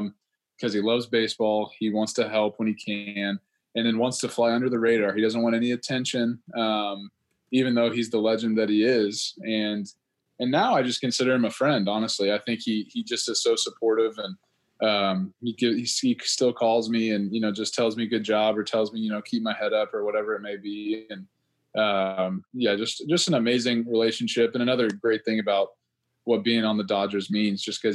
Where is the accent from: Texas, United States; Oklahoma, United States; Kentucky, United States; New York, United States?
Texas, United States; I'm from Texas, you know, Ranger fan, played first base when I wasn't pitching